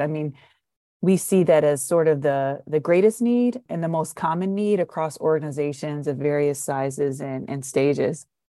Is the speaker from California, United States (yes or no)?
no; Detroit, Michigan, United States; I'm from Detroit